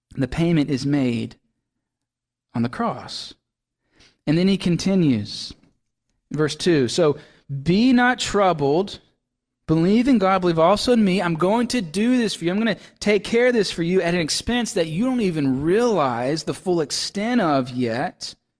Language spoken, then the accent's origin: English; Laurel, Mississippi, United States; now in Maine, United States; whenever I go to visit my folks in Mississippi, that's where I'm from